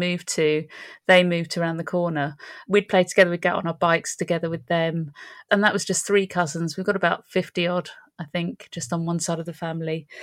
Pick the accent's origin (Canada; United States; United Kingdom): United Kingdom; London; I was born in Edmonton.